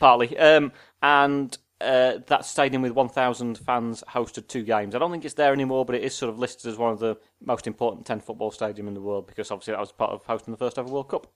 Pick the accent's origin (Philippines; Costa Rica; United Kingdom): United Kingdom; Sheffield, Yorkshire and the Humber; I'm from Sheffield